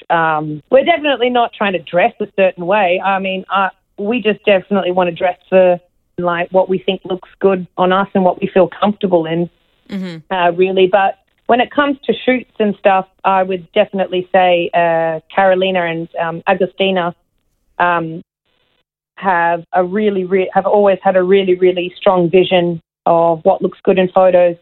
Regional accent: Australia; I grew up in Australia

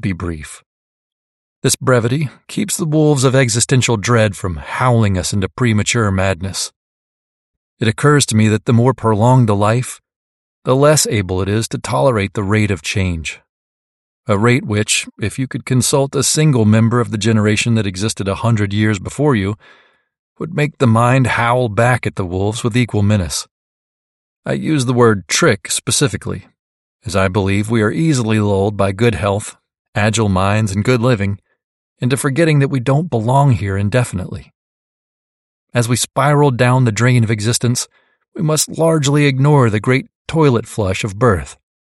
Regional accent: Mississippi, United States; now in Marin County, California, United States; I come from Mississippi. I invoke my Mississippi heritage

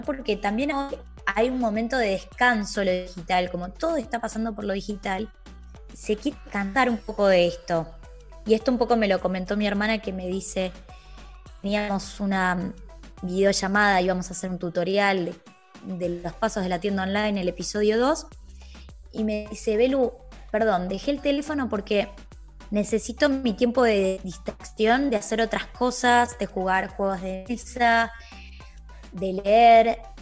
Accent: Argentina; Soy de Argentina.

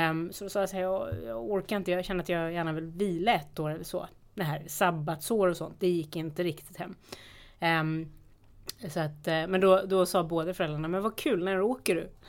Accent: Sollentuna, Stockholm County, Sweden; Sollentuna, jag är uppvuxen

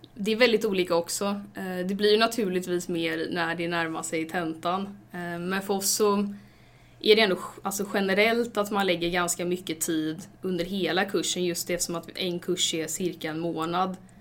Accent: Stenungsund, Västra Götaland, Sweden; moved away as an adult; now in Gothenburg, Sweden; jag kommer från Stenungsund, inte jättelångt från Göteborg

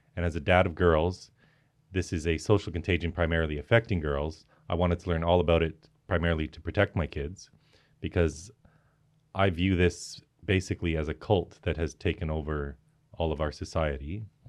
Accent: Canada; I'm Canadian

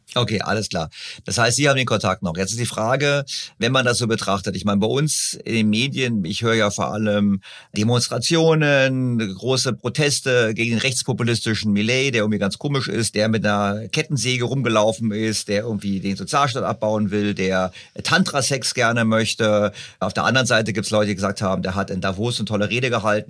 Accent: Germany; Bei uns in Deutschland

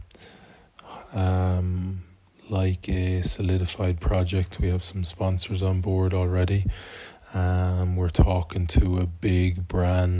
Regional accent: Galway, Connacht, Ireland; my hometown, Galway

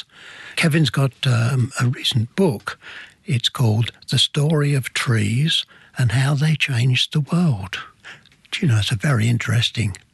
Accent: England, United Kingdom; thinking myself as an Englishman

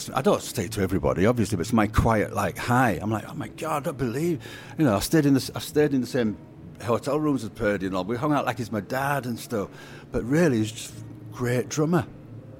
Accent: Leeds, Yorkshire and the Humber, United Kingdom; I grew up in Leeds in a Jamaican neighborhood.

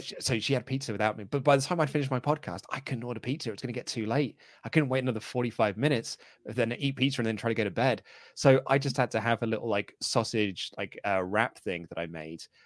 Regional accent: United Kingdom; I'm British

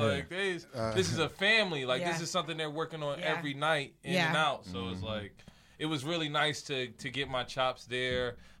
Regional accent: Philadelphia, Pennsylvania, United States; West Philadelphia from down the bottom.

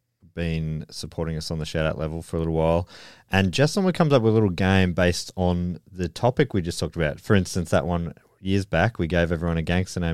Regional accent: Wisconsin, United States; I was born and raised in Wisconsin.

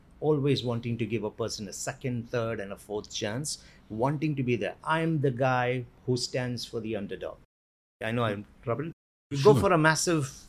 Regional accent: South India, India; I was born in India, in the southern part of India

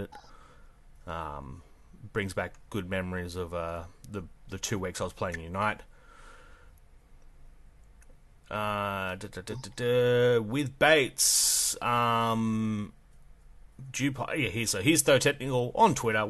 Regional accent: Australia; I am too Australian

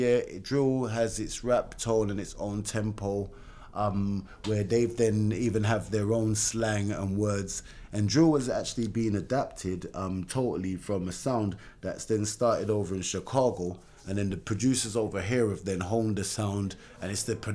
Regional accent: London, United Kingdom; I grew up in Brixton, from Mites Hall Estate

